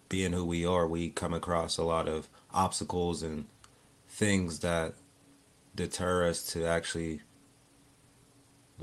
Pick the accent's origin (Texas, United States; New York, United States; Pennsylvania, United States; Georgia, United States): Pennsylvania, United States; Pittsburgh; I'm from Pittsburgh, yeah. Pittsburgh on the north side, born and raised on the north side.